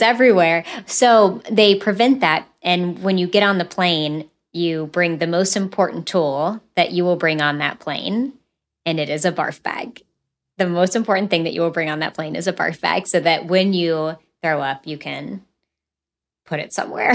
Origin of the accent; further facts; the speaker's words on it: West Virginia, United States; I'm from West Virginia. And so being from coal country